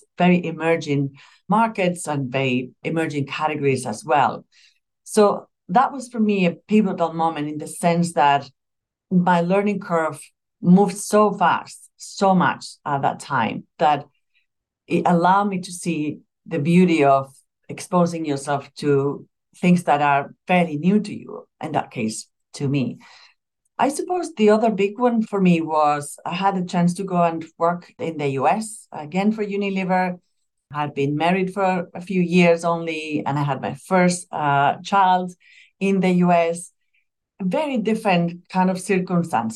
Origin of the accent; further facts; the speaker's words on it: Spain; moved away as an adult; also born or lived in Madrid; I'm originally from Spain. I come from a smaller town in Spain